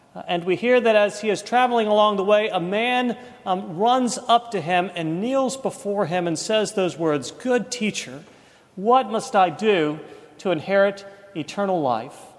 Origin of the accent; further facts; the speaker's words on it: East Coast, United States; moved away as an adult; now in Birmingham, United States; we grew up on the East Coast